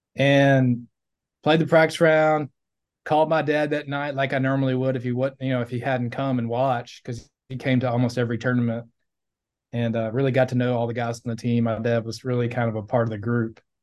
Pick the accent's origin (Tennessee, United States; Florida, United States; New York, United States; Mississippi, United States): Mississippi, United States; Gulfport; in Mississippi, where I grew up on the Gulf Coast there in Gulfport, Biloxi area